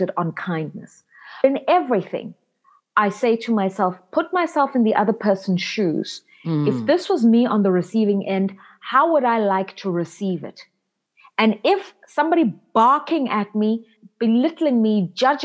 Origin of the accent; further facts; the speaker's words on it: South Africa; I'm a South African born and raised.